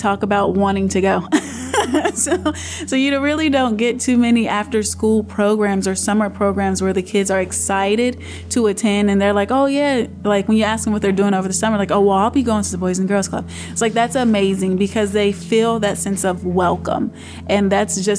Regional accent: Roanoke, Virginia, United States; I was raised here in Roanoke City

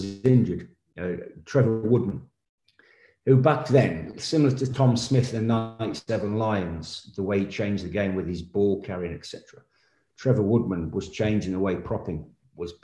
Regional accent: England, United Kingdom; as an Englishman

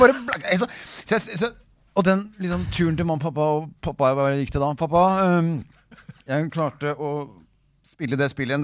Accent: Ski, Akershus, Norway; Jeg vokste opp i Ski.

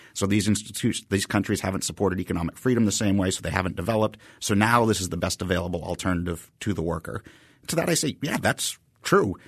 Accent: Haverhill, Massachusetts, United States; I grew up in Haverhill, Massachusetts

